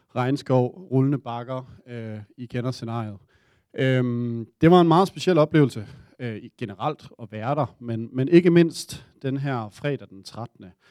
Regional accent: Denmark

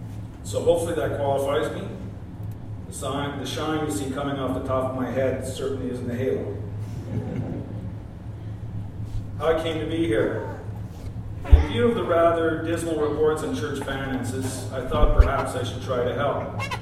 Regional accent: Gore, Southland, New Zealand; I grew up right here in North Gore, had a good childhood, longed for nothing

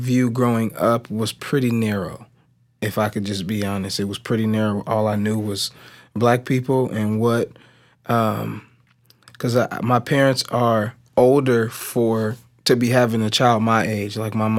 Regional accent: Decatur, Illinois, United States; I grew up right here in Decatur. I'm black, so my parents are black. Both of my parents are black.

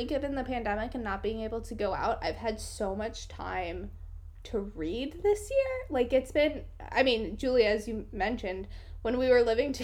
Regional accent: Washington, United States; moved away as an adult; also born or lived in New York City; now in Washington State, United States; recently moved from New York City back home. Hashtag millennial life. Back home to Washington State. So I'm now living with my mother

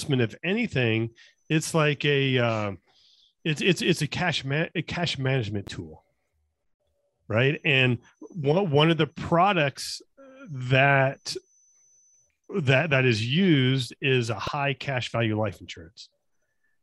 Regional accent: Las Vegas, Nevada, United States; I'm born and raised in Las Vegas

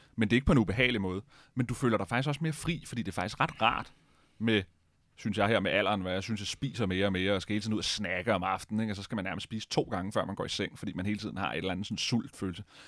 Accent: Denmark; vi er nok mange danskere

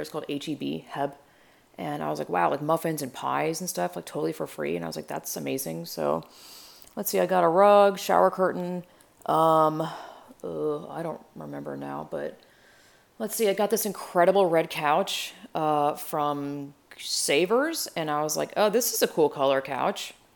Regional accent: north of Atlanta, Georgia, United States; moved away as an adult; now in Texas, United States; I grew up in, like, twenty-five minutes north of Atlanta

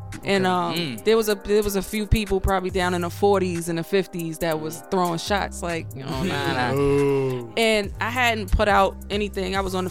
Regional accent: New York City, New York, United States; also born or lived in New Jersey; But I'm from Canarsie. I'm from the Floss or whatever. I'm from Brooklyn.

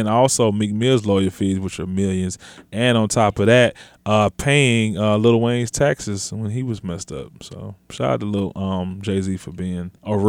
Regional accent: Germany; born there; I was born in Germany. I'm not German.

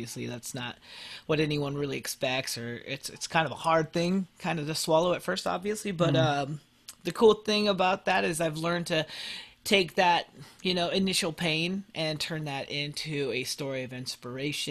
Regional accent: Colorado, United States; also born or lived in Philippines; as an adopted Filipino, I grew up here in the United States

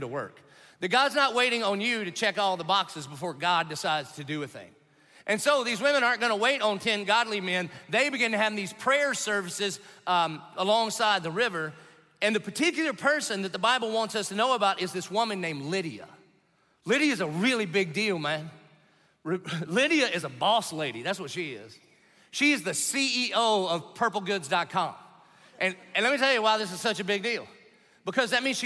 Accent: the South, United States; I grew up in the South

